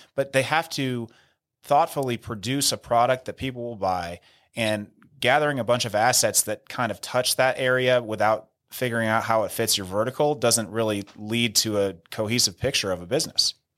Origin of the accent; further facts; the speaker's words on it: near San Rafael, Northern California, United States; moved away as an adult; now in Denver, United States; San Rafael High School in San Rafael, which is one town over from where I grew up